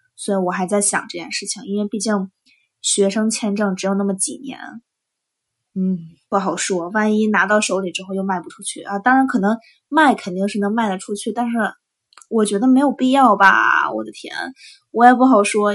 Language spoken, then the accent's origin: Chinese; China; moved away; 我是中国的